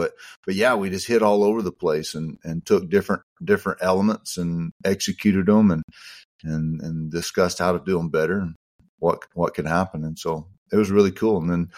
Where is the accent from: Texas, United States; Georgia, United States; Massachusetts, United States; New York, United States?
Texas, United States; San Angelo; kind of like I am from San Angelo here.